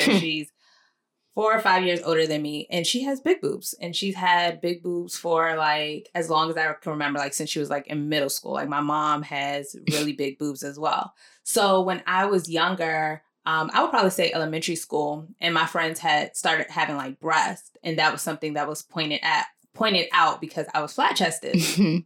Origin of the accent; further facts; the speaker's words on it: Nigeria; I'm Nigerian